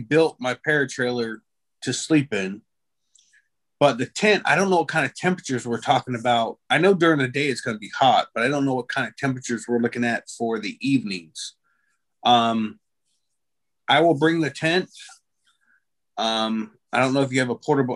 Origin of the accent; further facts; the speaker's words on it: Florida, United States; I'm from Florida